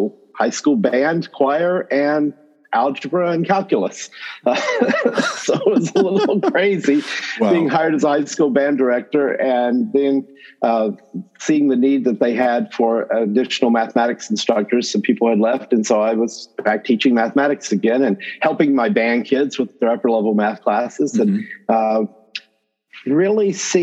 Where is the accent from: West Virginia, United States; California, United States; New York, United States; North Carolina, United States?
North Carolina, United States; Northwest; accent: North Carolina accent; Southern accent; moved away as an adult; also born or lived in Illinois; I am North Carolina born and bred. So if you do hear a North Carolina accent or something that sounds like a Southern accent in there, I come by it honestly. I grew up in Northwest North Carolina